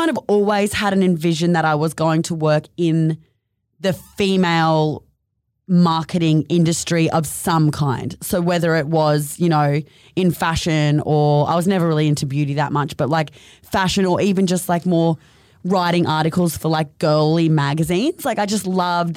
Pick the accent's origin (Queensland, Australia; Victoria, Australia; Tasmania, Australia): Queensland, Australia; Mission Beach; moved away as an adult; also born or lived in Sydney; now in Gold Coast, Australia; I grew up in North Queensland in a little town called Mission Beach.